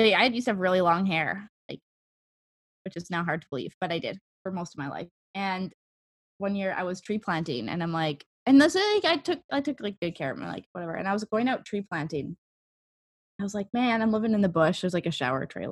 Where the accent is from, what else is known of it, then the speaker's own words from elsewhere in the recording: Canada; I'm Canadian